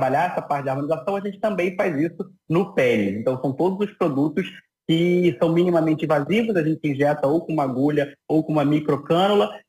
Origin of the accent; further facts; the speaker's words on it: Rio de Janeiro, Brazil; Sou, sou aqui do Rio de Janeiro.